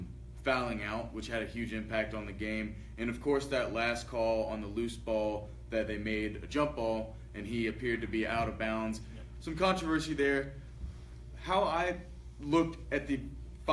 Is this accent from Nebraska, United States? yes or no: no; Georgia, United States; my home state